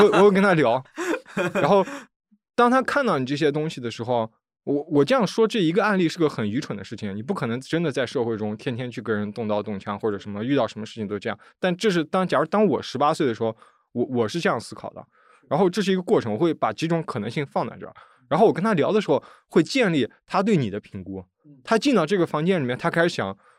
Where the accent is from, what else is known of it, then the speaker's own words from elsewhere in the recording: Urumqi, Xinjiang, China; first language Chinese; moved away as an adult; now in Beijing, China; 这是我家，呃，大拇指的指根，然后这是吴龙旗